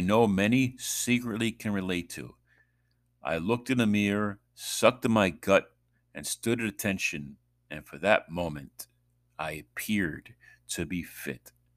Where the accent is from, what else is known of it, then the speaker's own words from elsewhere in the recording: New York, United States; moved away; from New York